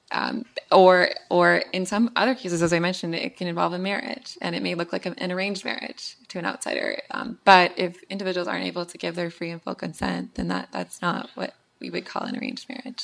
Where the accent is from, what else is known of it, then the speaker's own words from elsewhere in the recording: Winnipeg, Manitoba, Canada; in my hometown and, and actually literally in my backyard in Winnipeg